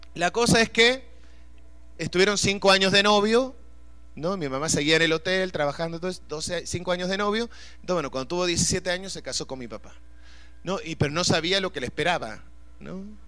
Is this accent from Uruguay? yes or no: yes; Uruguay; yo soy de Uruguay, nosotros estamos rodeados de agua